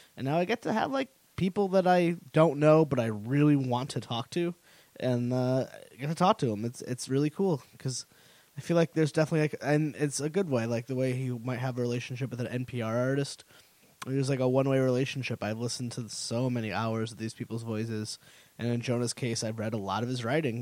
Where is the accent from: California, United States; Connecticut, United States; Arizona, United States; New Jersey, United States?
Connecticut, United States; I'm from Connecticut, so I was like really into the central like the Connecticut scene